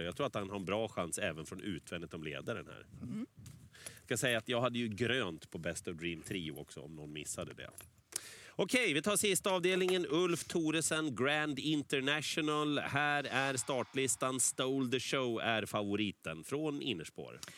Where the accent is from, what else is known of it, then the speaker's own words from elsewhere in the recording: Sweden; vi är svenskar